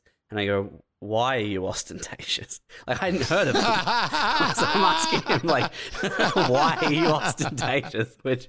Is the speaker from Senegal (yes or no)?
no; New Zealand; I'm from New Zealand. I was big in New Zealand.